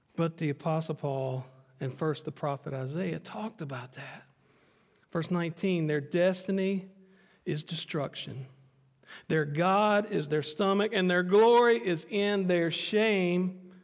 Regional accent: United States; Renee and I being American citizens

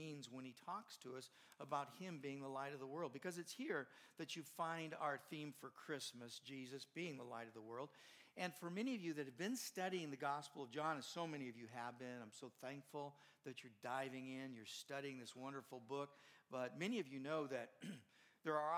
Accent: Southern California, United States; moved away; I grew up in Southern California. Don't hold it against me, but that's where I grew up

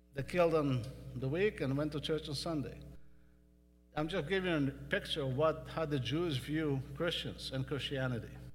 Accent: Western Galilee, Northern District, Israel; moved away as an adult; also born or lived in California; now in Texas, United States; I grew up in Western Galilee

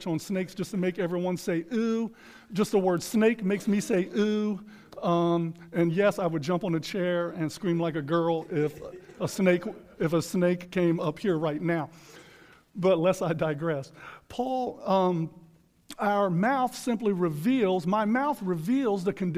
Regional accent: United States; in our country, in the United States of America today

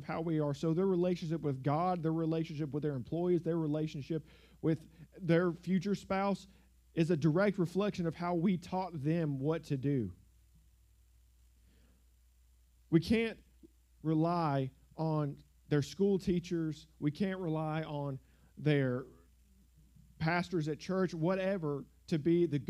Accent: South Georgia, United States; the church I grew up in South Georgia

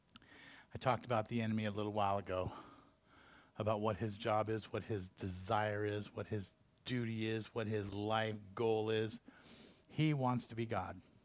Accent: Taft, California, United States; also born or lived in Santa Paula, California; my little small town that I grew up in Santa Paula when I was a little kid and Taft, you know, after that, another small town.

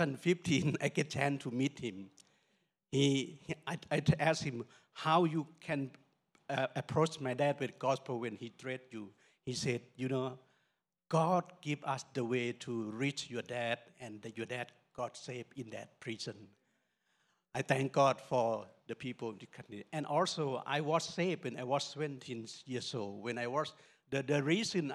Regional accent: Northern Thailand, Thailand; We are from Lawa tribe in Thailand

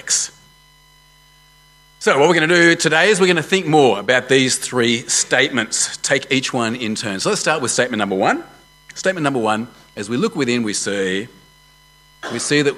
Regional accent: Australia; I am an Australian man of Jewish heritage

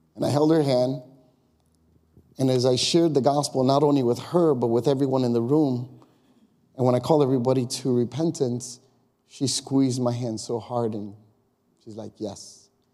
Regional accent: Chicago, Illinois, United States; now in Long Grove, United States; I grew up in Chicago. The hood for me was the neighborhood I grew up. It was called Austin. And on the west side

